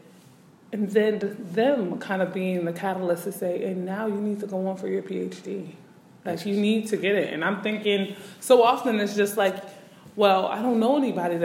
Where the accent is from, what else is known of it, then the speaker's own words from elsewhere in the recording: Newark, New Jersey, United States; moved away as an adult; also born or lived in Indianapolis, Indiana; I grew up in Newark, New Jersey specifically, migrating to the Midwest, Indianapolis specifically